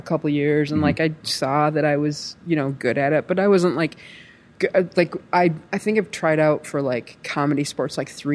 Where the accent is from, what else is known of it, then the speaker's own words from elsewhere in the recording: Michigan, United States; from Michigan.